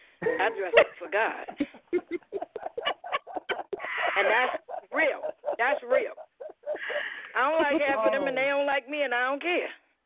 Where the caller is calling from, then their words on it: New York City, New York, United States; I'm calling from the Bronx, New York.